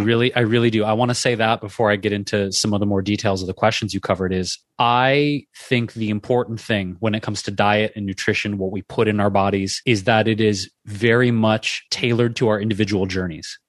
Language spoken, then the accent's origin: English; Detroit, Michigan, United States; moved away; I grew up in Detroit